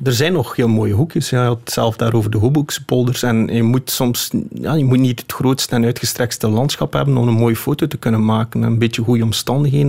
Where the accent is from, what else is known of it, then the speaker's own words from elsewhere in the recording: Flemish Ardennes, Flanders, Belgium; also born or lived in Scheldt Valley; Ik ben opgegroeid in de Vlaamse Ardennen en woon nu vlak bij de Scheldevallei